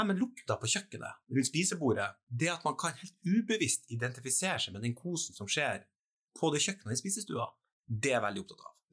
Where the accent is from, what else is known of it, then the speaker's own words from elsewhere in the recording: Trøndelag, Norway; accent: Trøndersk; Og så prater jeg faktisk trøndersk, ja.